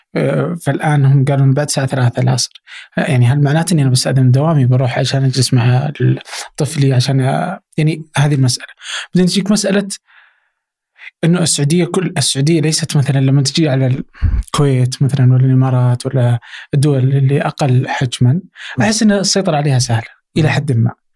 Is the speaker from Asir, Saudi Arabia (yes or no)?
yes; Abha, Asir, Saudi Arabia; انا مثلا من ابها